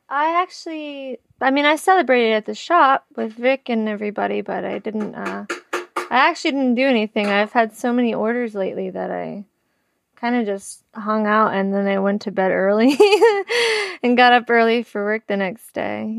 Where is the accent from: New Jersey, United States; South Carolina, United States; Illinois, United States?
New Jersey, United States; Hazlet; also born or lived in East Windsor, New Jersey; I grew up in Hazlitt, New Jersey, and then I lived in East Windsor, New Jersey for a while